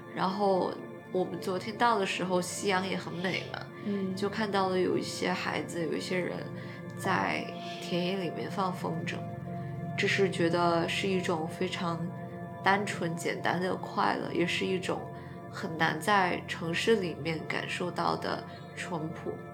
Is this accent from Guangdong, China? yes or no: no; Chongqing, China; accent: Chongqing dialect; 我的老家，人们也是喜欢 用重庆话讲